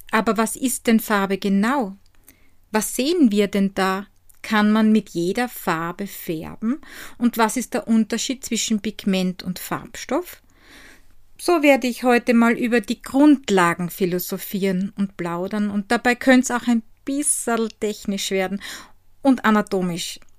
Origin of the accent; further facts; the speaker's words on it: Styria, Austria; von die Handwerkstätte aus meiner Heimat in der grünen Steiermark.